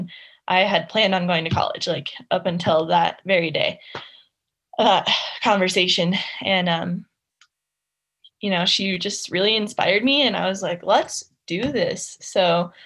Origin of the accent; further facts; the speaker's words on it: Alaska, United States; moved away as an adult; now in Lake Tahoe, United States; I grew up in Alaska, had kind of a different life for sure